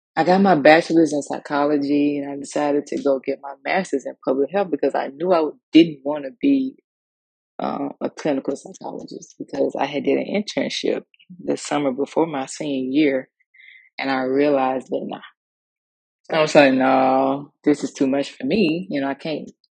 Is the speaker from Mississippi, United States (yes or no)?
yes; Mississippi, United States; growing up in the South, um, Mississippi